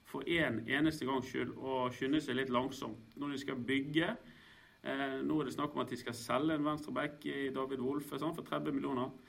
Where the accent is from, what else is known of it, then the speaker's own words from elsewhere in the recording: Stril, Vestland, Norway; jeg er faktisk ikke bergenser. Jeg er en bergenser noen ganger jeg føler for det, men aller helst er jeg utenfor havet, ute på en, eh, på en øy utenfor. Jeg er stril